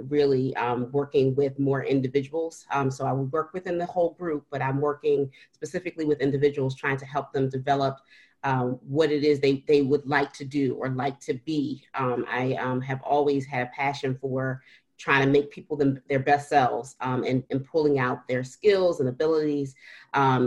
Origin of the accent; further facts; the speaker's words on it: Philadelphia, Pennsylvania, United States; I'm a Philadelphian. I was born and raised in Philadelphia.